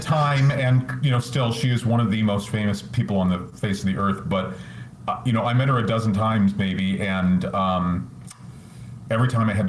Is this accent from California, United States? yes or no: no; Iowa, United States; moved away as an adult; also born or lived in Los Angeles; I grew up in Iowa, but the joke that I use all the time is I got out as soon as I was sure my parents couldn't send a sheriff to bring me back. I moved to LA.